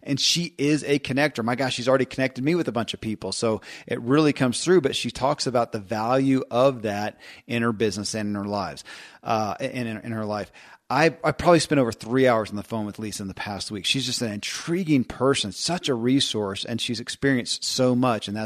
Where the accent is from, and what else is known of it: Kentucky, United States; born or raised there